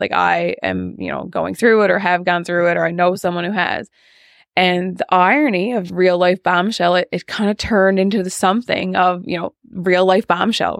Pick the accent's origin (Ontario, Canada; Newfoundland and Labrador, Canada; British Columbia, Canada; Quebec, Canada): Newfoundland and Labrador, Canada; Fogo; I am from Fogo Island, and I grew up in Fogo